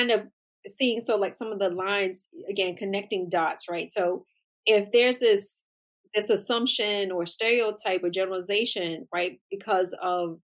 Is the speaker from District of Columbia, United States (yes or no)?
yes; Washington, District of Columbia, United States; I grew up in Washington, D.C.